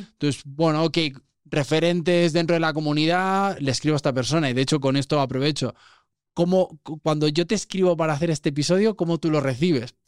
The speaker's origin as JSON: {"language": "Spanish", "town": "Vilanova i la Geltrú", "region": "Catalonia", "country": "Spain", "tie": "born or raised there", "said": "soy de Barcelona, de, una, de un pueblo que podría ser que ya casi ciudad, se llama Vilanova y la Geltrú, está al lado de Siches."}